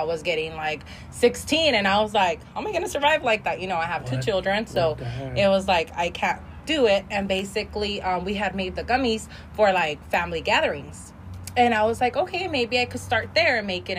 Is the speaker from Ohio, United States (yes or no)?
no; El Monte, California, United States; In El Monte.